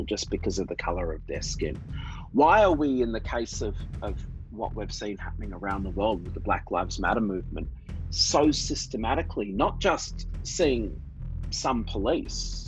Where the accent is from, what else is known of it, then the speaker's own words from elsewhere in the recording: Australia; moved away as an adult; now in New York City, United States; So as you can probably tell from my accent, I grew up in Australia